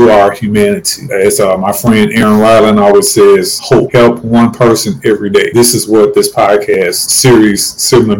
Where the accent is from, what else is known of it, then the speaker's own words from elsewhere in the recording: St. Louis, Missouri, United States; moved away; my hometown of St. Louis, Missouri